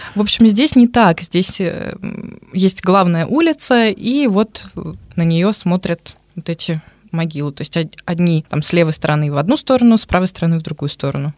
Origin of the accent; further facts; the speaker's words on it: Moscow, Russia; moved away as an adult; now in Nyíregyháza, Hungary; я из Москвы